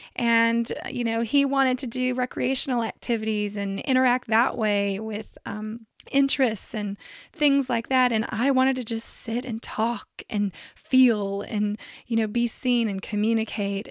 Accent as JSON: {"language": "English", "region": "Central Valley of California", "country": "United States", "tie": "born or raised there", "said": "I grew up in the Central Valley of California"}